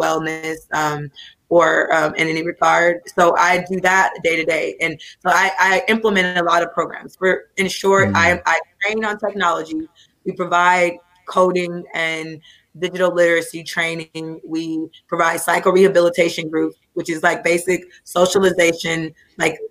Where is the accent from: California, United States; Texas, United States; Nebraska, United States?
California, United States; Oakland; I grew up in Oakland. I'm from Oakland, California, Brookfield, East Oakland.